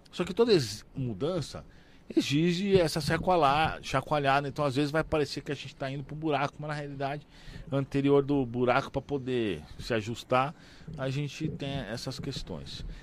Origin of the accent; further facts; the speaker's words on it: São Paulo, Brazil; now in Balneário Camboriú, Brazil; Eu sou de São Paulo, ah, mas né? Não mas eu não moro mais em São Paulo, moro em Balneário Camboriú